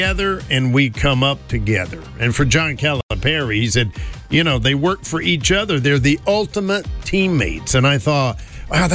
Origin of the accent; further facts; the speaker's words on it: Greensboro, North Carolina, United States; moved away as an adult; now in Hudson Valley, United States; my hometown